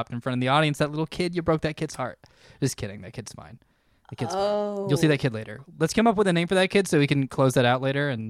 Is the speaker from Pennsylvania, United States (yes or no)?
no; Fullerton, California, United States; I am from Fullerton.